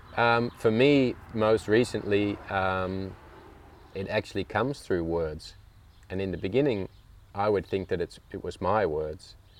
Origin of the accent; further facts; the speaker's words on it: Australia; also born or lived in United Kingdom; now in Langenboom, Netherlands; I was actually born in the UK, and my parents emigrated to Australia just before I was one year old. Mm-hmm. So I grew up in Australia